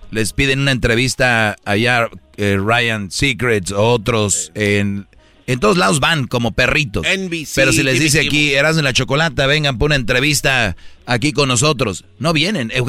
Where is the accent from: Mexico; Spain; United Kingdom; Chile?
Mexico; No lo apoyan porque somos mexicanos.